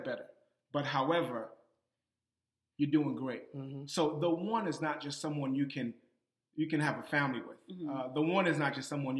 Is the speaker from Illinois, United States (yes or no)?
no; Boston, Massachusetts, United States; I'm from Boston